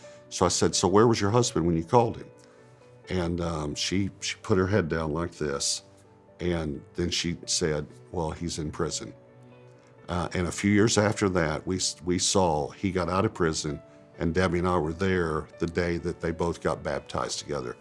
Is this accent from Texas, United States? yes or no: yes; East Texas, United States; born or raised there; also born or lived in Dallas-Fort Worth